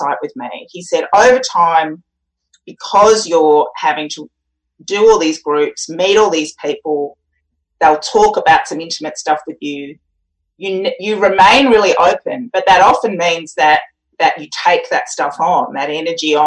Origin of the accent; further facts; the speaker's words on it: Australia; I'm an Australian